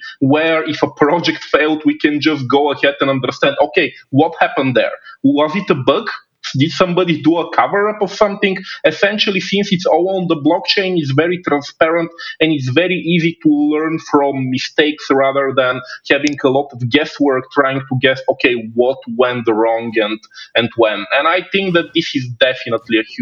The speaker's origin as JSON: {"language": "English", "country": "Bulgaria", "also_born_or_lived": "China", "said": "my home country of Bulgaria"}